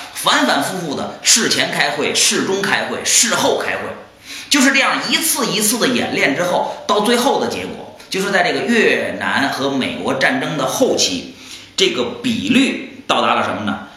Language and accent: Chinese; China; 我们中国人